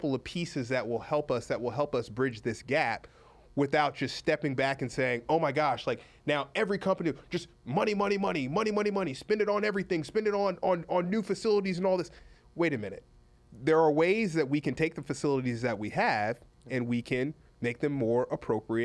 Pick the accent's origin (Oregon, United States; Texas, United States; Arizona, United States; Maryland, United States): Texas, United States; Houston; moved away as an adult; also born or lived in Boston / Michigan / West Point; I went from Houston to West Point